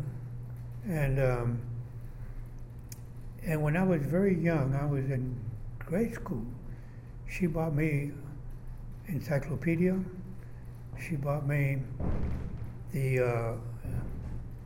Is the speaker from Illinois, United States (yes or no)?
no; El Paso, Texas, United States; moved away as an adult; now in Austin, United States; I was born in 1935 in El Paso, Texas.